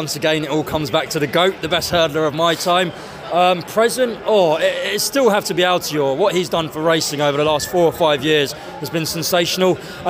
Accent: London, United Kingdom; also born or lived in Clonmel, Ireland; So I was born in Clonmel. Mum moved me to London age 7.

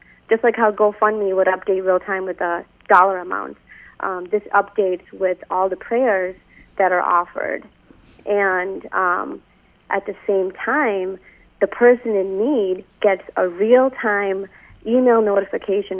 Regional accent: Chicago, Illinois, United States; I grew up here in the Chicagoland area

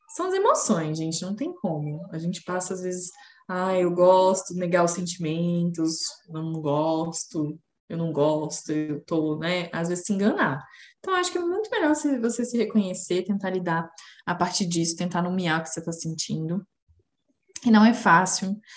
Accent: Brazil; Nós somos brasileiros

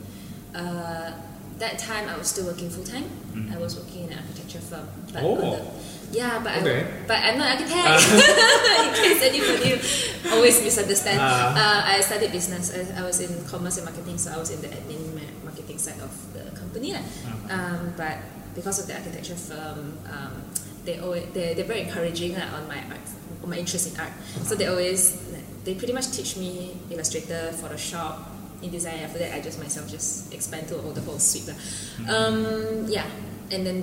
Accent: Kuching, Sarawak, Malaysia; I'm from Kuching.

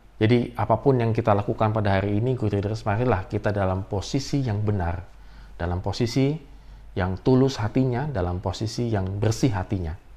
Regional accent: Indonesia; kita orang-orang Indonesia

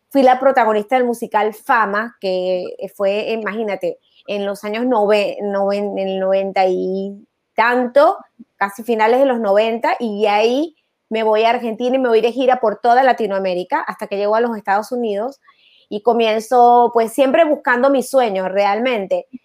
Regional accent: Mérida, Venezuela; moved away; Sí, soy de Mérida, soy de Mérida.

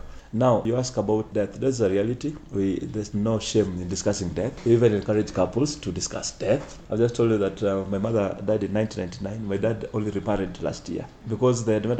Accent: Siaya, Siaya County, Kenya; now in Nairobi, Kenya; I come from Siaya.

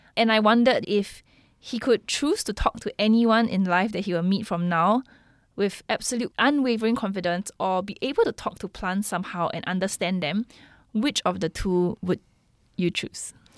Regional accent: Singapore; being a Singaporean

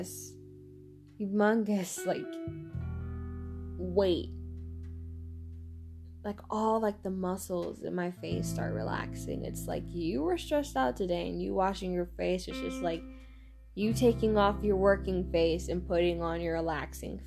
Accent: Texas, United States; accent: Texan; my Texan accent

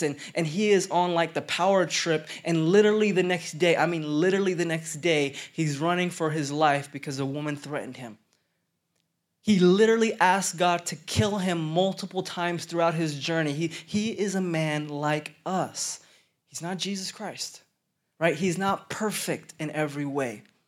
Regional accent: Stillwater, Oklahoma, United States; also born or lived in Denver, Colorado; now in Dallas, United States; I grew up in Stillwater, Oklahoma

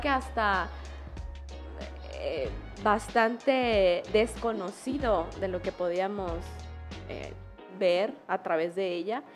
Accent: Tuxtla Gutiérrez, Chiapas, Mexico; also born or lived in San Cristóbal de las Casas / Comitán / Tapachula; Yo nací en la ciudad de Tuxla Gutiérrez, Tuxtleca, Coneja. Eh, básicamente toda mi vida la viví y crecí y desarrollé aquí y en diferentes puntos del estado.

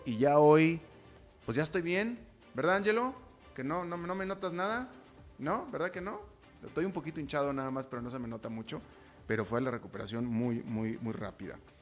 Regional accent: Mexico; como mexicano

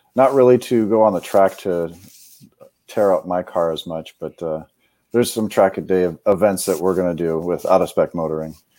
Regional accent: Cleveland, Ohio, United States; moved away as an adult; now in North Carolina, United States; I grew up in Cleveland, Ohio, so I'm used to the cold

